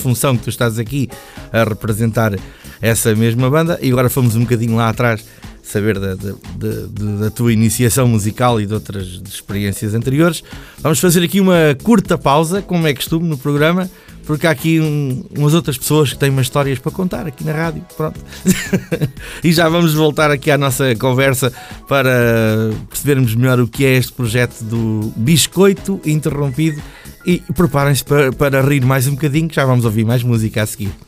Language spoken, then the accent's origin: Portuguese; Peniche, Centro, Portugal; sou da zona de Peniche